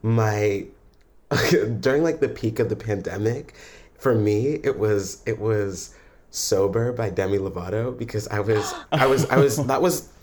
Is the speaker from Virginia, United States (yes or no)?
yes; Loudoun County, Virginia, United States; now in Ann Arbor, United States; I am from Loudoun County, Virginia